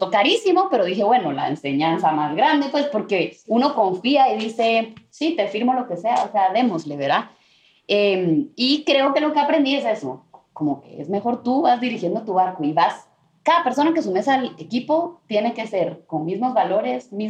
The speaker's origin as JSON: {"language": "Spanish", "country": "Colombia", "moved": "yes", "lives_now": "Los Angeles, United States", "said": "me acordé ese feeling de cuando me vine también de Colombia a Los Ángeles y empecé"}